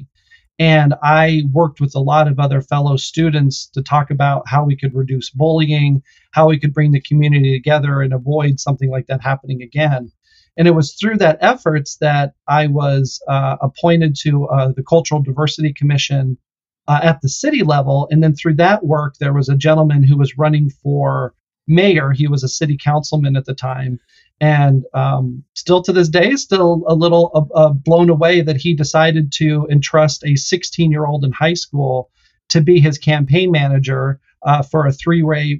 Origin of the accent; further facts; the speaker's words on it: Lakewood, Colorado, United States; I actually grew up in Colorado, just in a town called Lakewood, which is a big suburb outside of Denver, on a horse ranch.